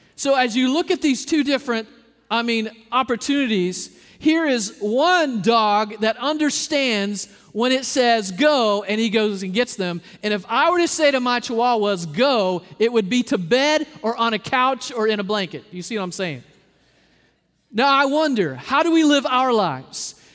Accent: Arkansas, United States; moved away; I'm from Arkansas

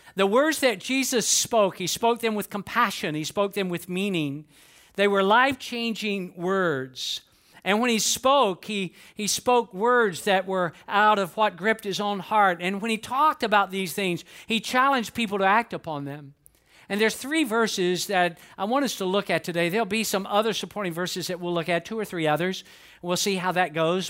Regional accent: Atlanta, Georgia, United States; moved away as an adult; now in Lakeland, United States; I was born and raised in Atlanta, Georgia.

